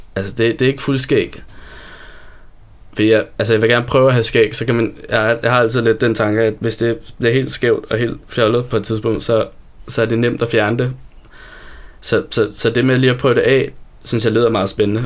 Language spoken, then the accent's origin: Danish; Copenhagen, Capital Region of Denmark, Denmark; now in Copenhagen, Denmark; jeg voksede op ude i Sydhavn